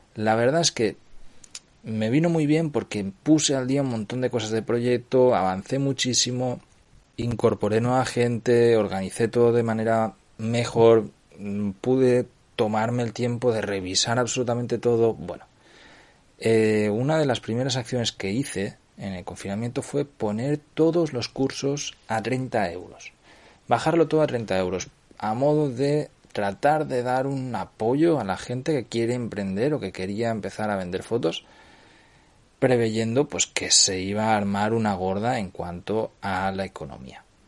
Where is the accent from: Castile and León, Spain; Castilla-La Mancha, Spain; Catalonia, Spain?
Catalonia, Spain; Cardedeu; Compré un local aquí en el pueblo de, de mi madre, en mi pueblo, en Cardedeu